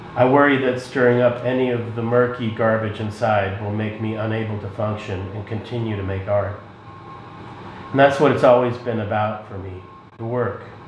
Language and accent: English; Boston, Massachusetts, United States; also born or lived in Moscow, Russia; now in Chicago, United States; my family and I lived in the Boston area, uh, and before that, uh, we came from the Soviet Union when I was seven in 1978